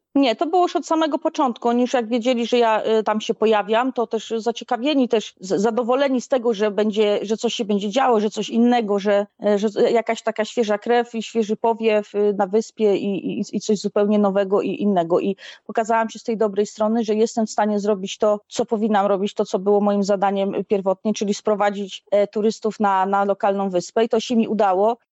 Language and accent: Polish; Stalowa Wola, Subcarpathian Voivodeship, Poland; also born or lived in Gliwice, Poland / Chorzów, Poland; now in Maldives; pochodzę ze Stalowej Woli, a mieszkałam w Gliwicach i na, na Śląsku w Chorzowie